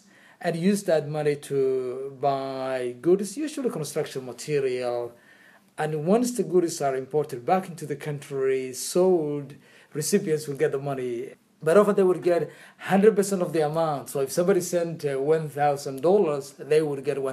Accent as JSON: {"language": "English", "town": "Hargeisa", "region": "Somaliland", "country": "Somalia", "tie": "born or raised there", "moved": "yes", "lives_now": "London, United Kingdom", "said": "growing up in Hargeisa when I was a schoolboy, the capital city of Somaliland"}